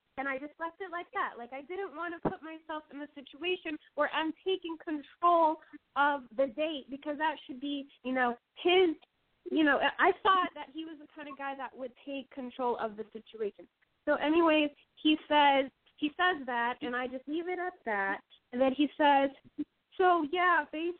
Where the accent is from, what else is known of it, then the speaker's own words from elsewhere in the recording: Puerto Rico; also born or lived in Key West, Florida; I was born in Key West, Florida, but raised here in Puerto Rico